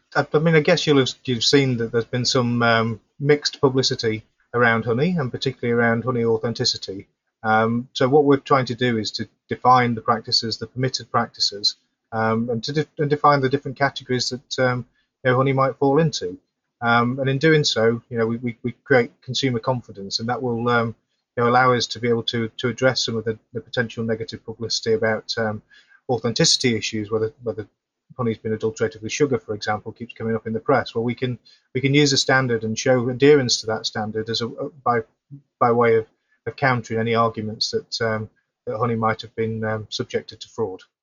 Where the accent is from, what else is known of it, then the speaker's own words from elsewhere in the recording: Yorkshire and the Humber, United Kingdom; moved away; also born or lived in Sheffield; I'm originally from South Yorkshire, that area, so I do go back to, to visit family and friends occasionally